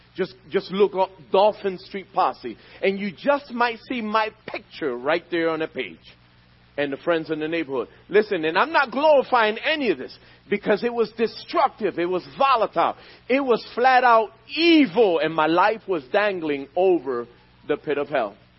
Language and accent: English; Philadelphia, Pennsylvania, United States; I was born and raised in Philadelphia, in the streets of North Philadelphia.